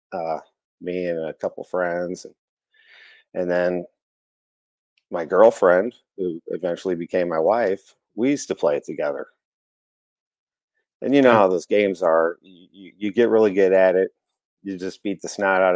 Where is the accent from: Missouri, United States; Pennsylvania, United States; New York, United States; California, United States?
Missouri, United States; St. Louis; I grew up in St. Louis